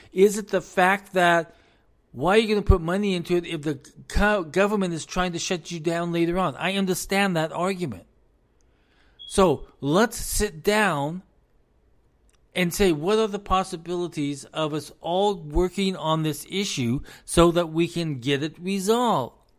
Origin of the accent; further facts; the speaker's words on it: United States; As an American